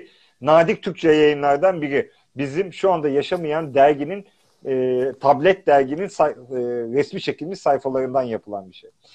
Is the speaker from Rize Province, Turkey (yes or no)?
yes; Pazar, Rize Province, Turkey; ben de Rizeliyim. Atinalıyız işte. Pazarlıyız.